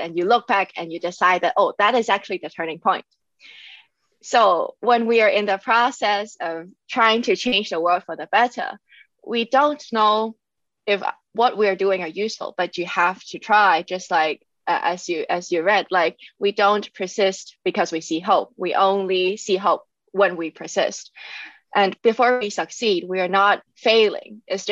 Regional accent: Hong Kong; moved away as an adult; now in Germany; I was born and raised in Hong Kong, and I came to Germany in 2018 for my master's programs.

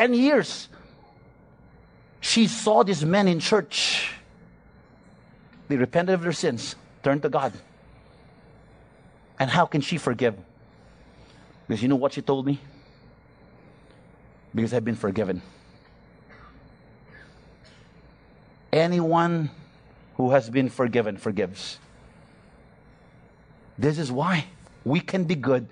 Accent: Philippines; I'm a Filipino

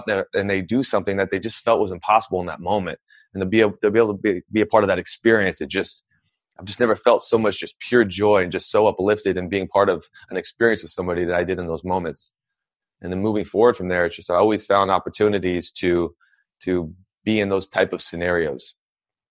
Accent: Anchorage, Alaska, United States; I'm originally from Anchorage, Alaska. And when I grew up in Alaska

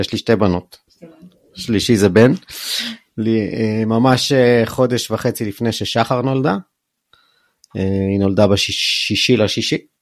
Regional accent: Jerusalem, Jerusalem District, Israel; moved away as an adult; also born or lived in Bar Giora; now in Ben Ami, Israel; גדלתי בקריית יובל

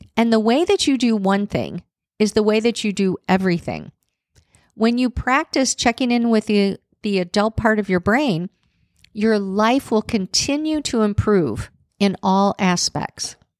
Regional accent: Chicago, Illinois, United States; now in Nashville, United States; I'm one of those people that actually loved growing up in Chicago with the cold winters.

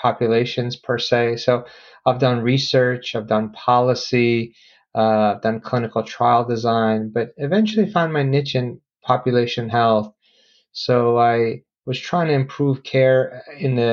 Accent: Philadelphia, Pennsylvania, United States; I grew up in Philadelphia

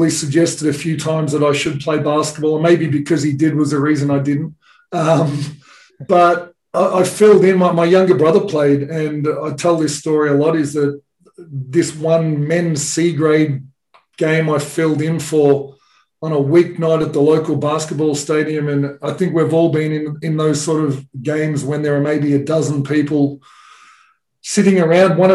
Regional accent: Australia; you know, most of the Australian population lives near the beach. So every holidays we, would go down to the beach or I uh, would go and play tennis tournaments.

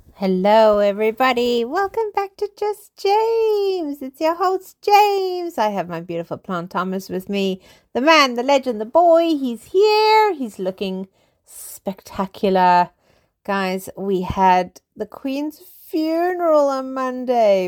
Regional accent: South Africa; now in London, United Kingdom; I am originally South African. I live in England. I live in London.

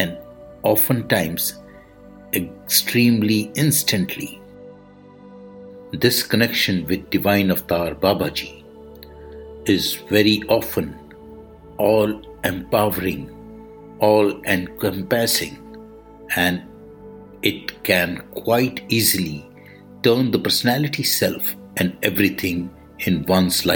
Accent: India; I am the Indian monk.

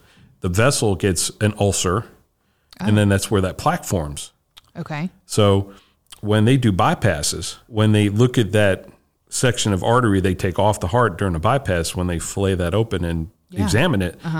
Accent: New Jersey, United States; now in Georgia, United States; I grew up in New Jersey.

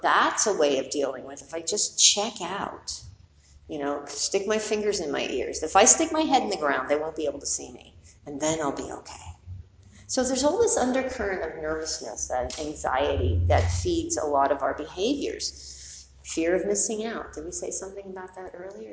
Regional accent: New York City, New York, United States; I grew up in New York City, went to high school in the Bronx.

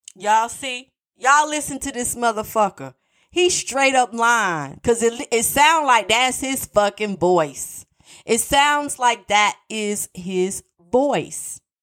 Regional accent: North Carolina, United States; North Carolina, my home state

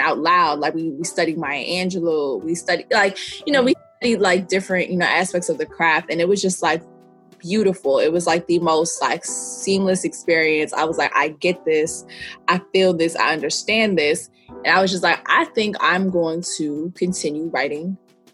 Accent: New York City, New York, United States; I'm from New York City, mm-hmm. The Bronx specifically, like born and raised

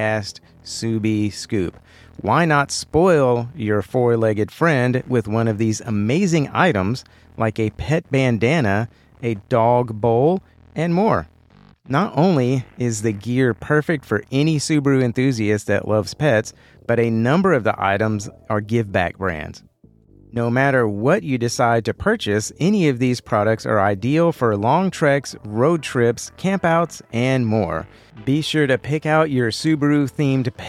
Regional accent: Houston, Texas, United States; my hometown of Houston

